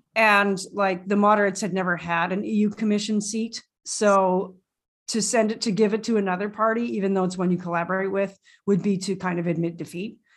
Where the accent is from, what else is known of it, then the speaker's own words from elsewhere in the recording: Canada; I speak French, but I'm Canadian and it's a little weak.